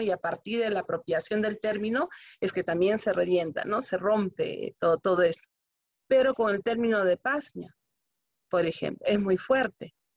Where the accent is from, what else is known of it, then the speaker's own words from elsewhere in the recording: Peru; a pesar de que somos peruanos